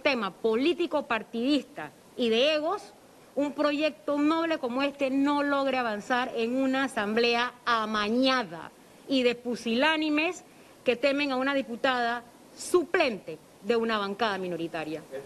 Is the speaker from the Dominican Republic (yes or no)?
no; Panama; como panameña